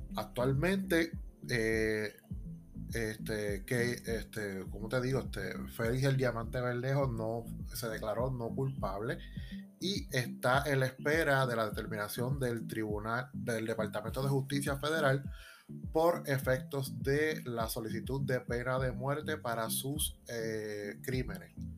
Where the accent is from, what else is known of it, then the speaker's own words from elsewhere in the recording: Puerto Rico; nosotros los como puertorriqueños